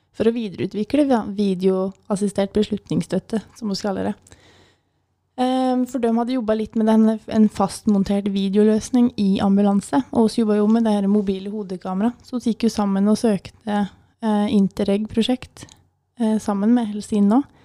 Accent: Vinstra, Innlandet, Norway; Kommer fra Gudbrandsdalen, det er litt eh, greit å nevne. Jeg kommer fra Vinstra.

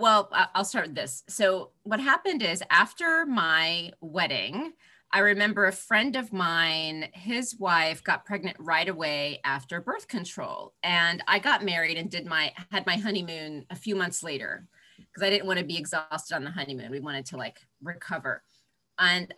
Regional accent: Florida, United States; now in Manhattan, United States; I grew up in Florida

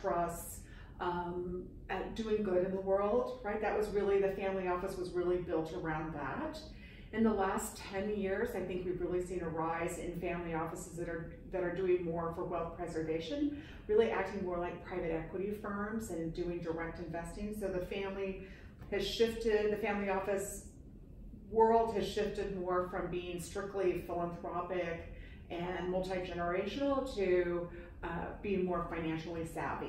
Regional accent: Utah, United States; moved away as an adult; now in New York, United States; I'm a transplanted New Yorker. I grew up in Utah. Moved to New York shortly after graduating from college

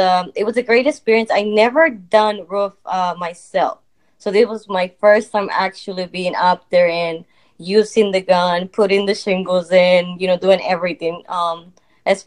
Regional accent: Memphis, Tennessee, United States; also born or lived in Mexico; I've been in Memphis for 25 years. I am 30 years old, and I've been here pretty much most of my life

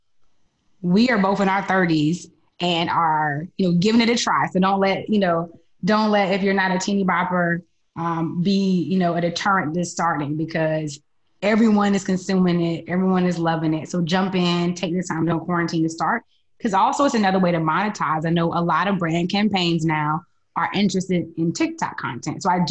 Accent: North Carolina, United States; I'm from North Carolina

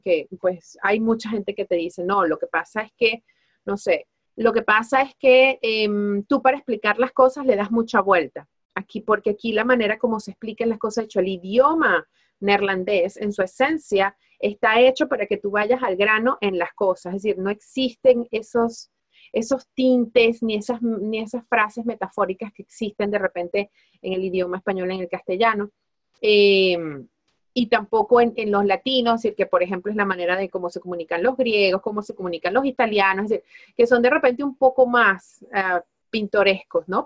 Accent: Venezuela; moved away as an adult; now in Spain; los elementos que me distinguen a mí como venezolana, como latina, como latinoamericana

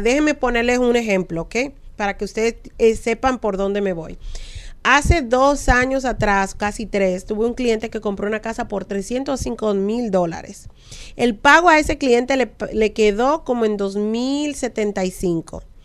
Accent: Dominican Republic; como dominicana al fin

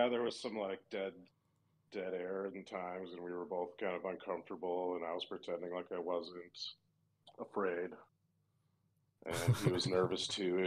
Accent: Wisconsin, United States; I'm from Wisconsin

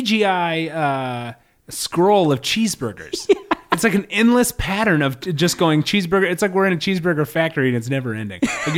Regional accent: United States

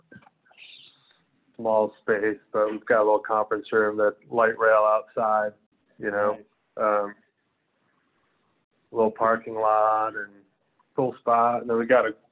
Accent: Clearwater, Florida, United States; moved away as an adult; also born or lived in Gainesville, Florida / Chicago; I grew up in Clearwater, from like, third grade until college

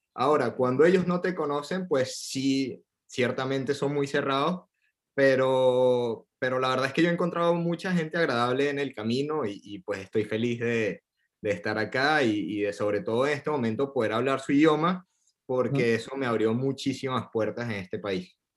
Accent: Venezuela; moved away as an adult; also born or lived in Buenos Aires, Argentina; now in Paris, France; Yo tengo cuatro años que me fui de Venezuela

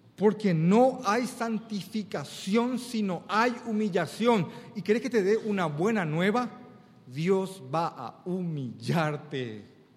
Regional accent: Paraguay; Cuando en Paraguay decimos dos veces una palabra es cuando le damos mucho énfasis, acá generalmente en Asunción.

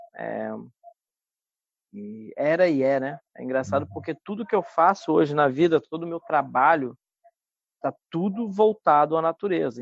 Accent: Paraty, Rio de Janeiro, Brazil; also born or lived in Cabo Frio; eu fui nascido em Cabo Frio uhum. e vim para Paraty com seis anos de idade e fomos morar nesse sítio

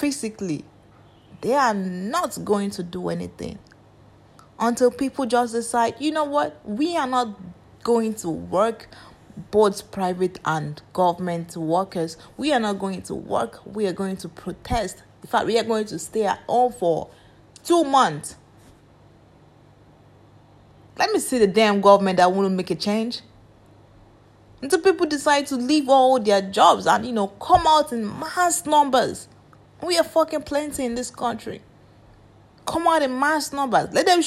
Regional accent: Nigeria

